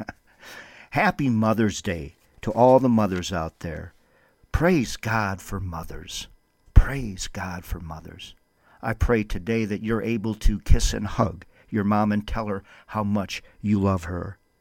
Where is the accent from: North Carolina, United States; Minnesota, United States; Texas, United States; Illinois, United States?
Minnesota, United States; Windom; now in Albuquerque, United States; Wyndham for a revival, my hometown that I love so much